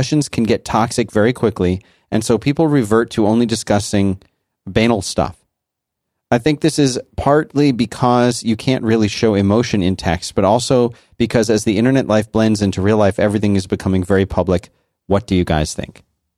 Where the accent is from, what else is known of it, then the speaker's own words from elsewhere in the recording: Brazil; English is a second language; from Brazil.